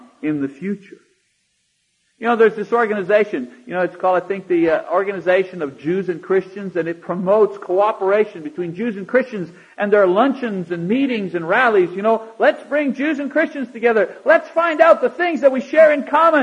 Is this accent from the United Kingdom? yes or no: no; Canada; now in United States; as a Canadian living here